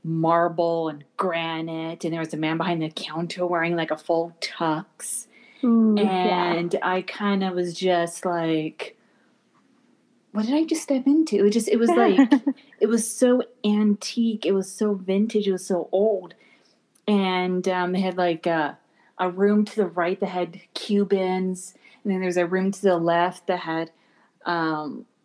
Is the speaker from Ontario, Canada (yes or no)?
no; British Columbia, Canada; I'm from Canada, British Columbia